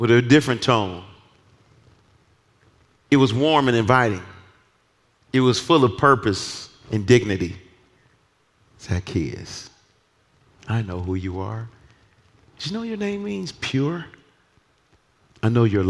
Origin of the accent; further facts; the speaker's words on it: Detroit, Michigan, United States; I'm from Detroit. I'm just from Detroit